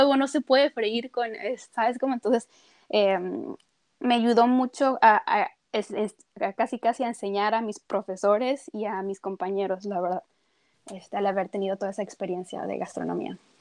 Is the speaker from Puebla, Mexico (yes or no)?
no; Tijuana, Baja California, Mexico; moved away as an adult; also born or lived in Mexico City / Madrid; now in Paris, France; nací en el DF, pero mis papás se fueron cuando yo tenía dos años de edad. Entonces realmente soy de Tijuana, puedo decir, norteña